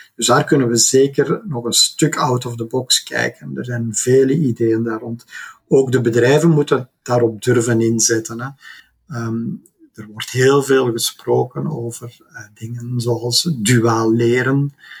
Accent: Belgium; wij ook als Belgen

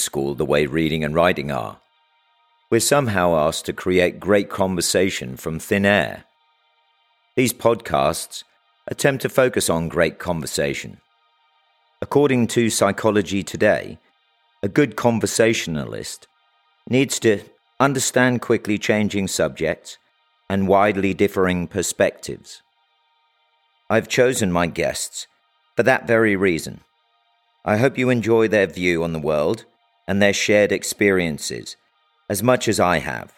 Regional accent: United States; moved away; also born or lived in Texas / New York / England; I grew up in New York and Texas.

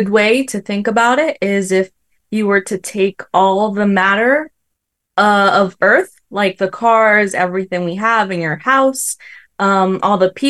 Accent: Ecuador; now in United States; I grew up in Ecuador. That's where I was born.

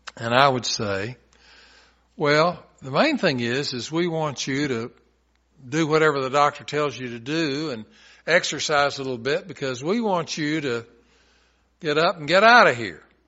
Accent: Chattanooga, Tennessee, United States; I'm from Chattanooga

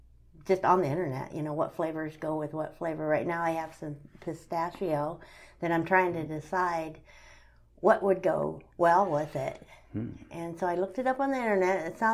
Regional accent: Wayne, United States; moved away; my hometown in Wayne

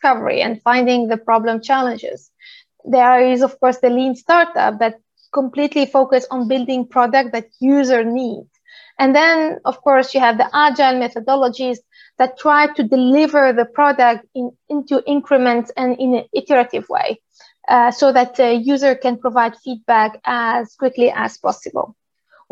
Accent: Tunisia; moved away; also born or lived in Paris, France / Stockholm, Sweden; I'm originally from Tunisia

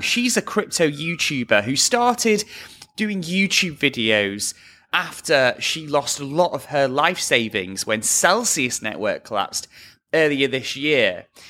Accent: near Liverpool, North West England, United Kingdom; moved away; my hometown

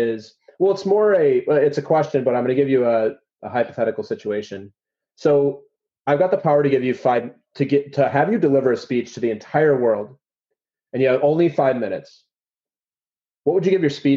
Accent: Midwest, United States; I grew up in the Midwest

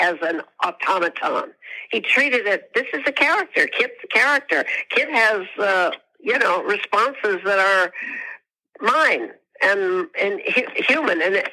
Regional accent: Midwest, United States; I'm from the Midwest

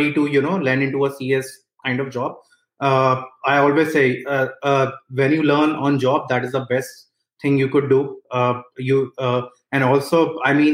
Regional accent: India; moved away as an adult; now in United States; I was born and brought up in India. After I finished my bachelor's, I moved to United States

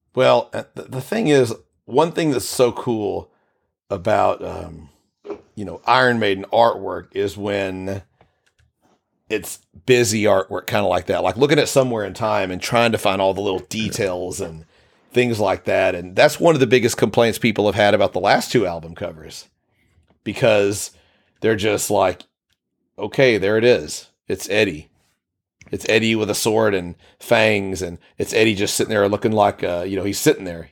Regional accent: United States; I'm American

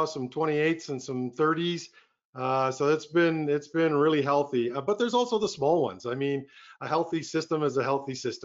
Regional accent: Red Deer, Alberta, Canada; also born or lived in Calgary, Alberta / Edmonton, Alberta; I'm a born and raised Albertan. So I was born in Red Deer, Alberta

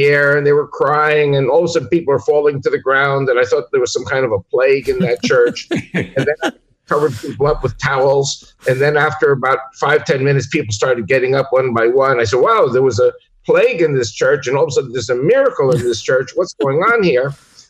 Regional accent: United States; born there; I was born in America

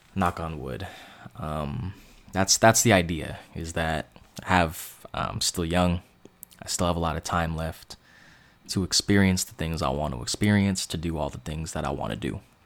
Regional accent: East Bay, San Francisco Bay Area, California, United States; I'm from the Bay Area, I'm from the East Bay

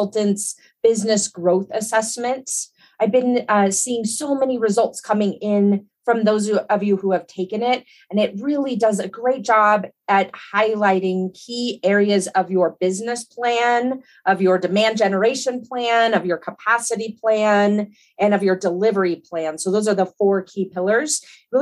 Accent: Colorado, United States; also born or lived in Hawaii; I grew up in Colorado and I've spent most of my life here

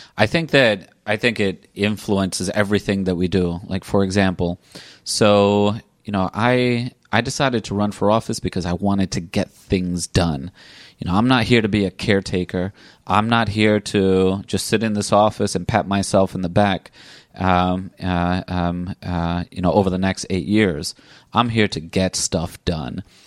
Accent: Providence, Rhode Island, United States; I grew up here in Providence. I lived my entire life in Providence

